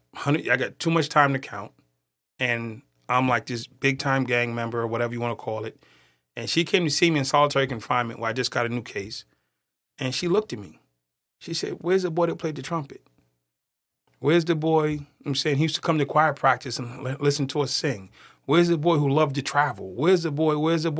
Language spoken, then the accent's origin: English; Boston, Massachusetts, United States; accent: Boston; Born and raised in Boston.